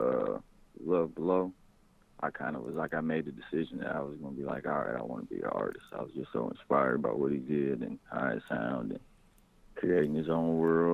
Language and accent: English; Flint, Michigan, United States; moved away as an adult; also born or lived in Arizona; now in Kansas City, United States; I kind of like grew up in Flint, Michigan all through my like, teenage years